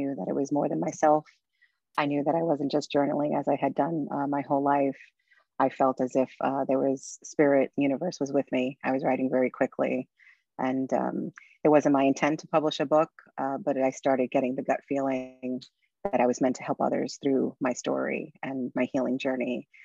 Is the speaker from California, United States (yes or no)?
no; New York City, New York, United States; I'm originally from Brooklyn, New York. So this is my home place.